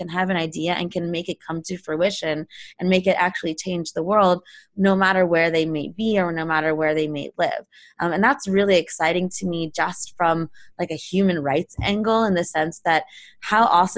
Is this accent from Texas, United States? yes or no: no; Palo Alto, California, United States; I grew up in Palo Alto. I grew up a couple miles from Sand Hill Road.